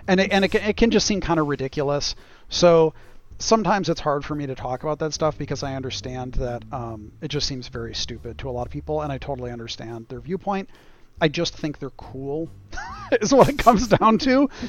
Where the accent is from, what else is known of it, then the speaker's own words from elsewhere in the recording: United States; as an American living in America